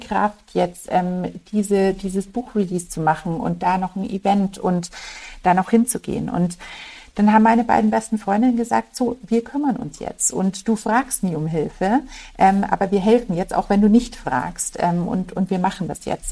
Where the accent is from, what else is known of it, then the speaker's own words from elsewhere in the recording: Munich, Bavaria, Germany; Ich bin ähm, ein gebürtiges Münchner Kindel und für mich ist das einfach daheim